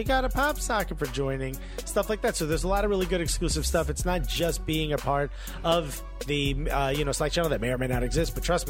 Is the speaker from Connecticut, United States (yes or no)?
no; Newark, New Jersey, United States; I'm born and raised in Newark, and this is how it's supposed to be pronounced, N-O-R-K.